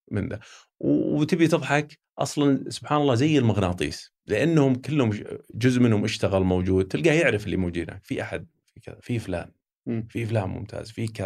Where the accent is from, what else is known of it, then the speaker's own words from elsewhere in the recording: Saudi Arabia; نتاكد انه ما في احد يستخدم اني انا لاني انا سعودي انا بضغط على مديري